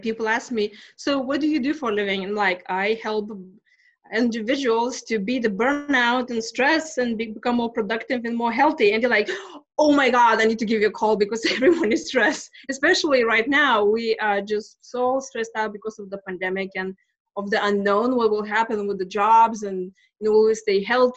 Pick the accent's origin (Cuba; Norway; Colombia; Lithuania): Lithuania; English is a second language; moved away as an adult; now in United States; I'm from Lithuania, and I came to this country back in 2000. Actually, it just turned 20 years because I came in April 20th. And so I grew up in Soviet Union